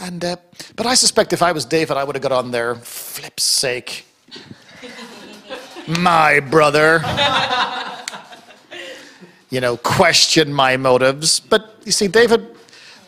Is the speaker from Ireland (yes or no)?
yes; Ireland; I'm Irish. Listen, I love a good fight. It's in my bones, it's in my blood. I'm Irish